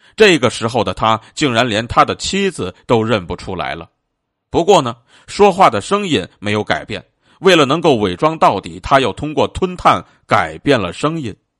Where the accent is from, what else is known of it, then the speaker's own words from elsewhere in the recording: China; 我们中国人呢，自古便是一个热爱生命的民族，但是更是一个崇尚气节的民族